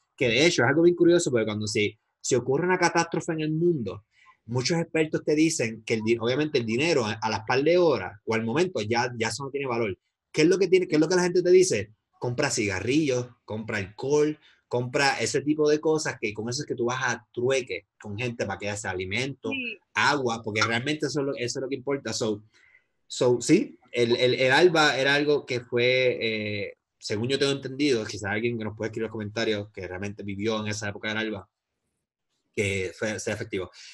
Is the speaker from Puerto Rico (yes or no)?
yes; Puerto Rico; yo soy de Puerto Rico